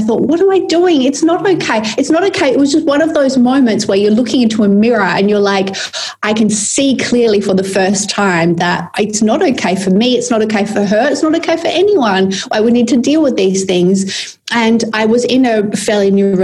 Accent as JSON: {"language": "English", "town": "Perth", "region": "Western Australia", "country": "Australia", "tie": "born or raised there", "also_born_or_lived": "London / Sydney", "moved": "as an adult", "said": "I came to live back in my hometown of Perth"}